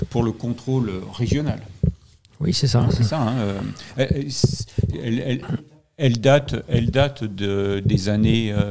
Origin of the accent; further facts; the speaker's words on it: Lyon, Auvergne-Rhône-Alpes, France; tous les Lyonnais euh, et nous sommes Lyonnais euh, pour certains d'entre nous